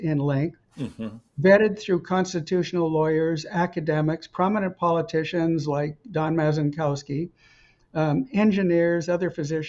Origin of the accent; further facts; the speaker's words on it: Edmonton, Alberta, Canada; moved away as an adult; also born or lived in Camrose, Alberta / Montreal / Stanford, California; I was born in Camrose, raised in Edmonton